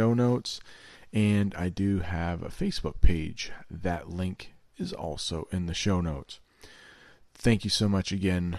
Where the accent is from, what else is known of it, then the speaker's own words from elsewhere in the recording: the American North, United States; I grew up in the American North